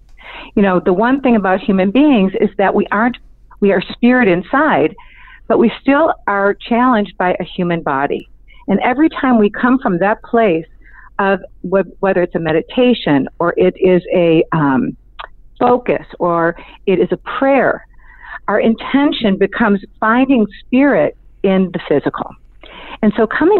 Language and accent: English; Cleveland, Ohio, United States; also born or lived in Arizona; now in Los Angeles, United States; I grew up in Cleveland, Ohio.